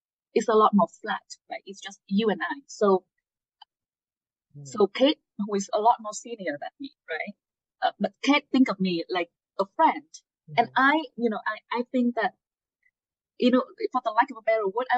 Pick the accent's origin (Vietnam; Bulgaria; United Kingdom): Vietnam; Hanoi; English is a second language; moved away as an adult; also born or lived in upstate New York; now in United States; I'm from Hanoi. You know, some of you may know it's the capital of Vietnam.